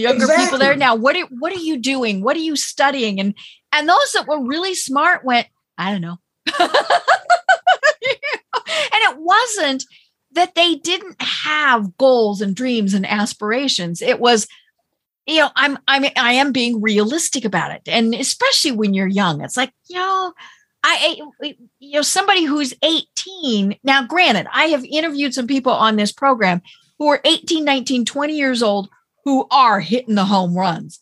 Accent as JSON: {"language": "English", "region": "Colorado", "country": "United States", "said": "I'm from Colorado"}